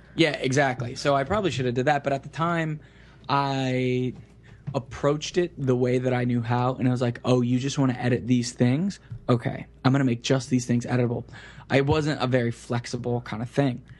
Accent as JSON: {"language": "English", "town": "Kissimmee", "region": "Florida", "country": "United States", "tie": "born or raised there", "said": "I grew up in Central Florida, um, in a town city, I guess, called Kissimmee"}